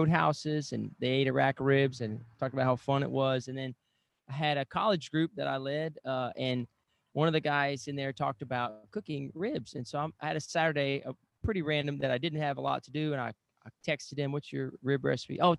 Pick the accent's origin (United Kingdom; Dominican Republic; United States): United States; Lake Charles, Louisiana; It's my hometown, Sam's too